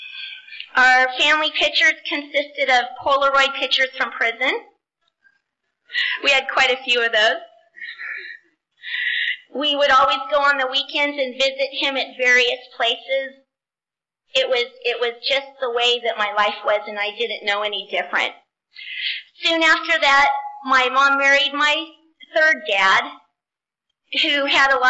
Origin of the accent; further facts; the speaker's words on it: Southern California, United States; I grew up in Southern California.